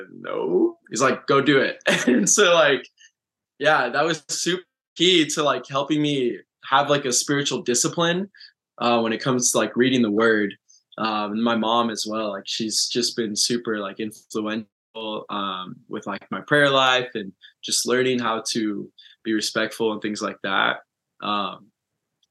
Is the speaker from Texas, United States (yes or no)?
no; Orange County, Southern California, United States; I have always lived and I grew up in Southern California. That's Orange County